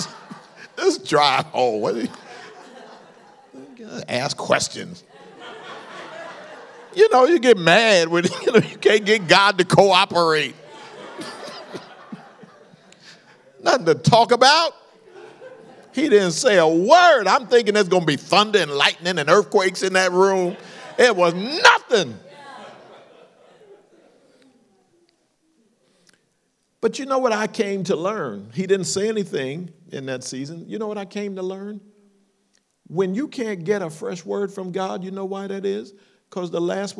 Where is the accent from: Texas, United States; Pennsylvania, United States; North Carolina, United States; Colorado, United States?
Pennsylvania, United States; Philadelphia; moved away as an adult; now in California, United States; I came from Philadelphia